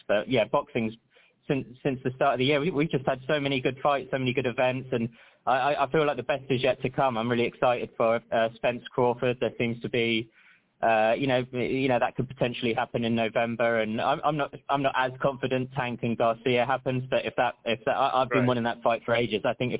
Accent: London, United Kingdom; now in Las Vegas, United States; I moved here January the 31st, and knowing that I was coming in from London, England, everyone was always warning me about

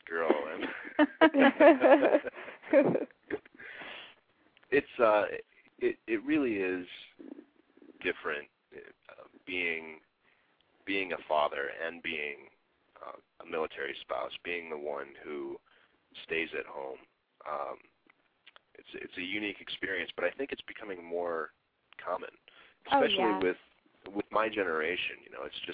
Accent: Midwest, United States; moved away; also born or lived in Grand Rapids, Michigan / Florida / St. Louis / Norfolk, Virginia; I grew up mainly in the Midwest.

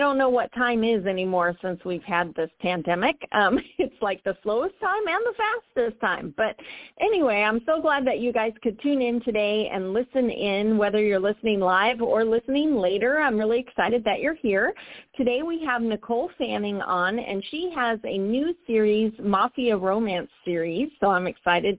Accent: San Diego, California, United States; moved away as an adult; now in Florida, United States; I'm a San Diego native

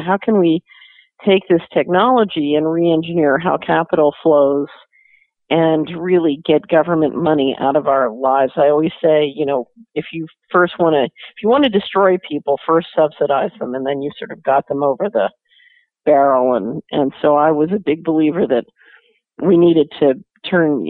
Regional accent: Philadelphia, Pennsylvania, United States; moved away as an adult; also born or lived in Hong Kong; now in Tennessee, United States; I grew up in Philadelphia.

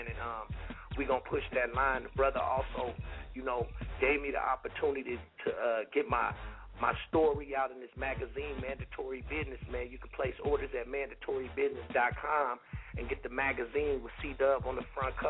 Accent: Oakland, California, United States; also born or lived in Chicago; I'm a Bay Boy, man. I'm from Oakland, California

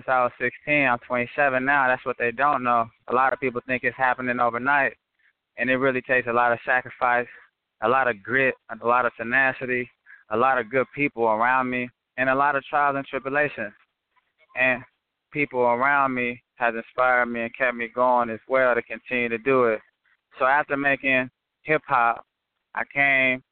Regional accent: California, United States; I'm originally from Cali

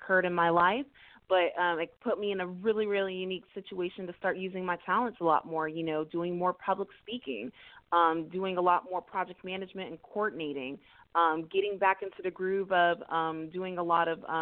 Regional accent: Houston, Texas, United States; born and raised in the greater Houston area, from a first-generation Nigerian-American family. I am originally from the Alief area.

